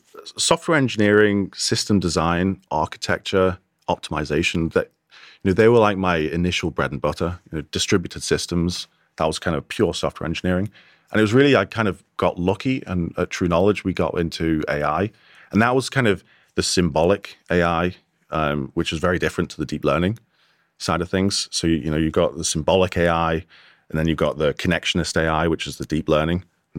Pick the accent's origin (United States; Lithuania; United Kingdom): United Kingdom; Wirral, North West England; accent: plastic scouser; I grew up in on the Wirral, kind of plastic scouser.